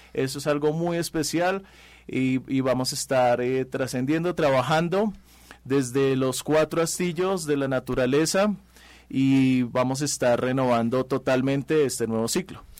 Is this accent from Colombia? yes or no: yes; Colombia; moved away; yo vengo de Colombia